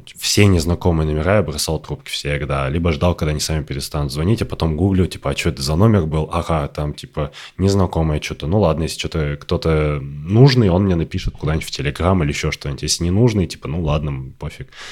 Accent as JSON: {"language": "Russian", "region": "Kirov Oblast", "country": "Russia", "tie": "born or raised there", "moved": "yes", "said": "ты живешь э, в Кировской области, в которой там типа татар не так много, а в твоем районе практически нет"}